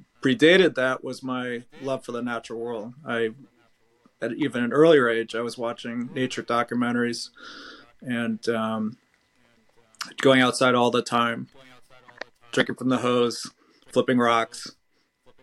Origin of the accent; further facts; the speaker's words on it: Norwalk, Connecticut, United States; I was born and raised in Rowayton, Connecticut